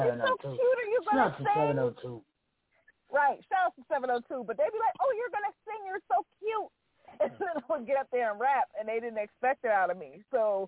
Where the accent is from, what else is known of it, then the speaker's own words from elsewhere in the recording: East Orange, New Jersey, United States; now in North Carolina, United States; I'm from New Jersey originally, by the way. So I grew up born and raised in New Jersey, North New Jersey, East Orange, stand up. I'm born and raised.